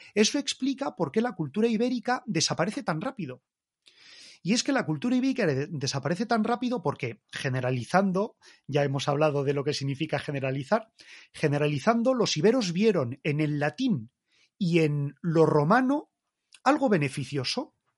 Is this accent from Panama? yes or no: no; Spain; nosotros los españoles, con nuestra cultura española